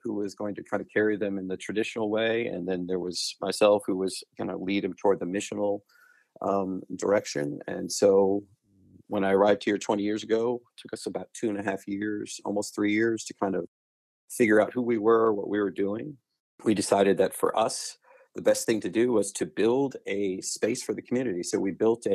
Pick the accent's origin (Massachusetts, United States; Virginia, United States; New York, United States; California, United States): New York, United States; Long Island, just outside of Queens; also born or lived in Chattanooga, Tennessee; now in Dallas, United States; I was born and raised just outside of Queens on Long Island